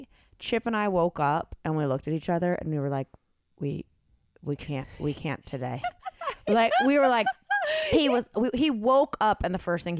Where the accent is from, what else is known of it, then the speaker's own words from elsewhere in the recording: North Carolina, United States; We're from North Carolina.